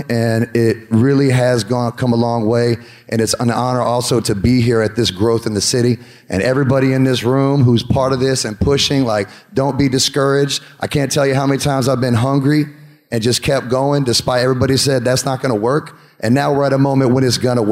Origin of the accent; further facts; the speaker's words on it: Atlanta, Georgia, United States; I was born in Atlanta